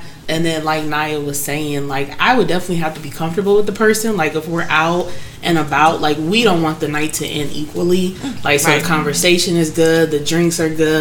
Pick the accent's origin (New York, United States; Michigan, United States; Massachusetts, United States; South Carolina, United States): Michigan, United States; I'm from Michigan